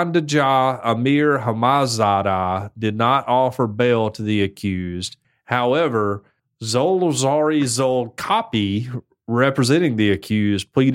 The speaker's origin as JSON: {"language": "English", "country": "United States", "said": "I'm American"}